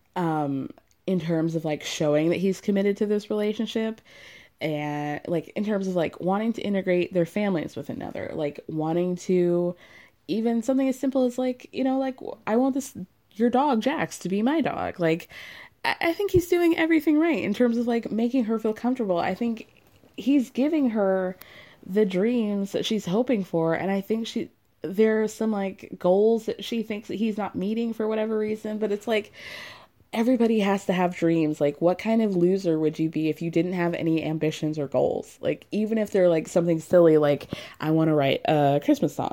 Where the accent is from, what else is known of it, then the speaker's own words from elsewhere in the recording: New York, United States; As a New Yorker